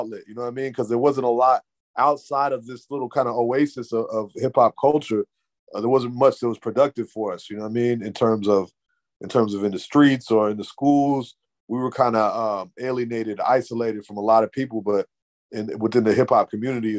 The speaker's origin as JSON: {"language": "English", "town": "Santa Ana", "region": "California", "country": "United States", "tie": "born or raised there", "moved": "as an adult", "lives_now": "Oakland, United States", "said": "I grew up in SoCal. You know what I mean? LA, right south of LA, Santa Ana"}